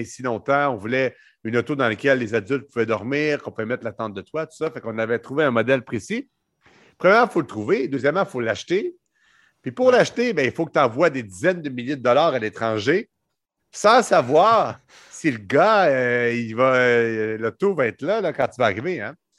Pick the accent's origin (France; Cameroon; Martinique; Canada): Canada; je suis pas belge. Moi, je suis canadien